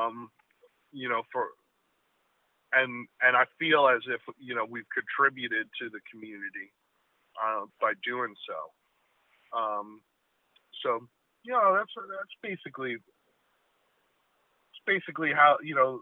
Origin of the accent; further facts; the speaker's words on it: Neptune City, New Jersey, United States; I grew up in Neptune City, went to Neptune High School